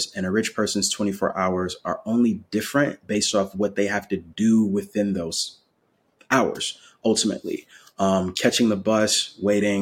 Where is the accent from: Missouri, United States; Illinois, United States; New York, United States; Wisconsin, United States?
Wisconsin, United States; Milwaukee; now in Raleigh, United States; growing up in Milwaukee, Wisconsin, I'm currently based in Raleigh, North Carolina